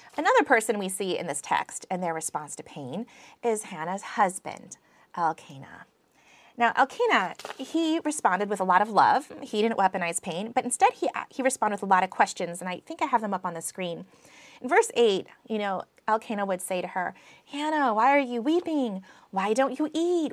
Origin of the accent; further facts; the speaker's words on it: United States; accent: American; my American accent